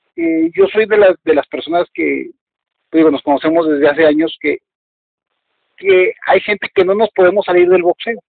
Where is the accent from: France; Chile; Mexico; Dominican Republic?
Mexico; como somos los mexicanos